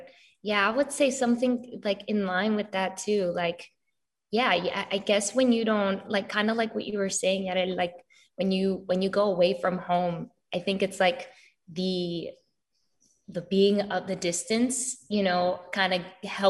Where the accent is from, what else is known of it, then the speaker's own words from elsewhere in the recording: New York, United States; also born or lived in Florida; now in Los Angeles, United States; My parents live in Florida, but I'm originally from New York. So family split in New York and in all over the East Coast.